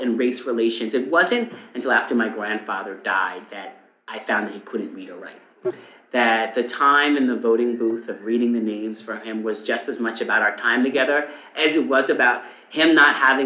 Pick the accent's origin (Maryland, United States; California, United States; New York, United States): New York, United States; Eastern Long Island; I grew up on Eastern Long Island